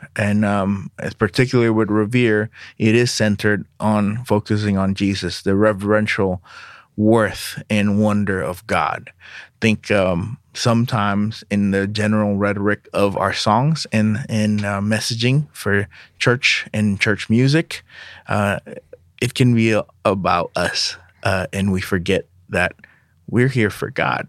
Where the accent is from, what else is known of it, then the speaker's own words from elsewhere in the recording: Jakarta, Indonesia; now in United States; My parents, uh, are Indonesians. I was born in Indonesia, in Jakarta